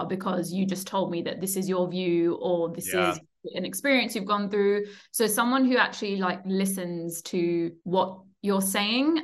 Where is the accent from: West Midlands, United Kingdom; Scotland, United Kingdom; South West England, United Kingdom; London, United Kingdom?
London, United Kingdom; Ilford; I grew up around Ilford